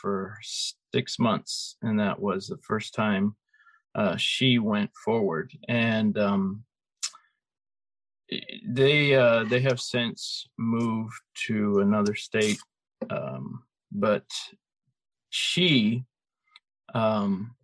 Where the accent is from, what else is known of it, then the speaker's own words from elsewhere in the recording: Chandler, Arizona, United States; I grew up in Chandler